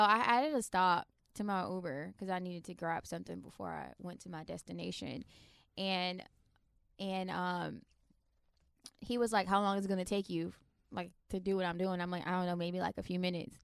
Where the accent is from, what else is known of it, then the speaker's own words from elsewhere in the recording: Florida, United States; accent: Florida; now in Washington, D.C., United States; I was born in D C and I was raised in Florida, and I moved back to D C